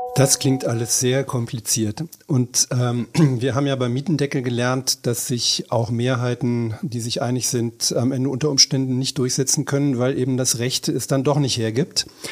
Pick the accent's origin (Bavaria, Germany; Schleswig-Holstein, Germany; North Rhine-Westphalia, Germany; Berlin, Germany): Berlin, Germany; Wir sind ja Berliner.